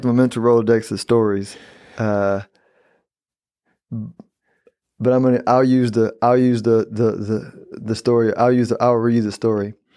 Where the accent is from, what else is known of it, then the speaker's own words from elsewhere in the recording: Texas, United States; I'm a Texan